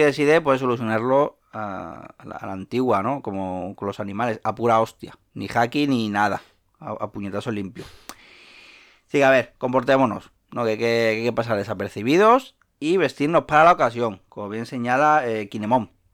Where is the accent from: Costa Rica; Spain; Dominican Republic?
Spain; Seville, Andalusia; soy de Sevilla